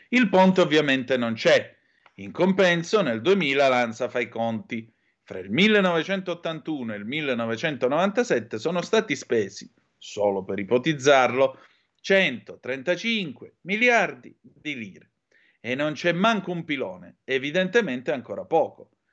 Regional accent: Calabria, Italy; dalle mie parti in Calabria

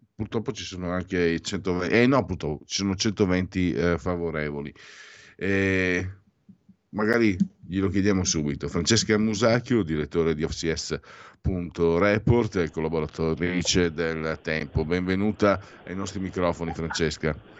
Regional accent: Veneto, Italy; sono Veneto

